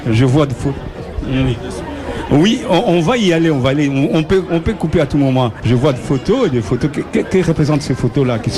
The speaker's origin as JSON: {"language": "French", "town": "Tumba", "region": "Kongo Central", "country": "DR Congo", "tie": "born or raised there", "moved": "yes", "lives_now": "Brussels, Belgium", "said": "moi, j'ai toujours eu une comparaison avec mon pays d'origine."}